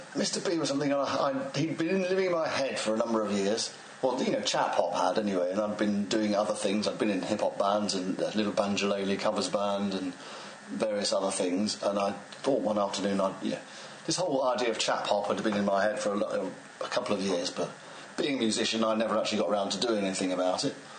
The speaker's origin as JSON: {"language": "English", "region": "England", "country": "United Kingdom", "accent": "received pronunciation", "said": "I rap in uh, received pronunciation English"}